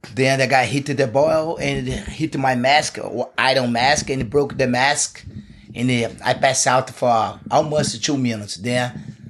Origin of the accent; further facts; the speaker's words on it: Teresópolis, Rio de Janeiro, Brazil; English is a second language; moved away as an adult; I grew up there. I went there. I went to be my my hometown where, where I left with 14 years old. Mm. It's not in Rio. Live like two hours from Rio, a city in the mountains